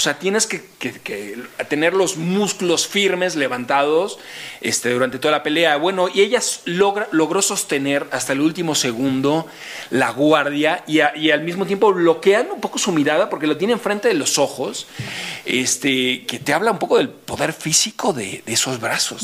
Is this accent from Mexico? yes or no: yes; Mexico; somos los mexicanos